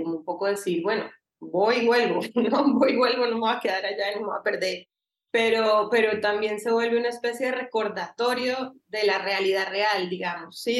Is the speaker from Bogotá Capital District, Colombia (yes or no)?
yes; Bogotá, Bogotá Capital District, Colombia; also born or lived in Cali, Colombia; now in Barcelona, Spain; yo nací en Cali, viví en Cali hasta los siete y ahí me fui a Bogotá